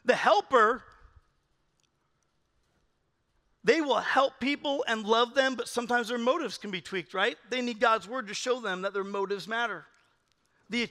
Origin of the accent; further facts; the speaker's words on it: California, United States; I'm from California